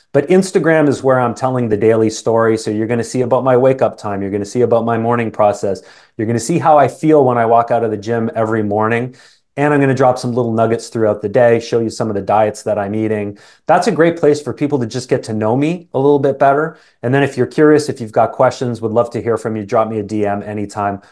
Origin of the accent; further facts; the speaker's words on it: Canada; accent: Canadian; also born or lived in England; I was born in England. My family, um, immigrated to Canada when I was just a young boy. Apparently, I had an accent for a little period of time, but that's long gone